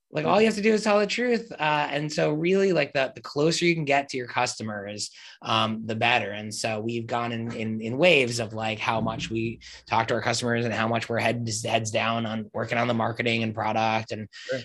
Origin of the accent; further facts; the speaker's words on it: New Jersey, United States; moved away as an adult; also born or lived in Upstate New York / New York City; now in New York, United States; I grew up in Jersey, about 10 minutes out of New York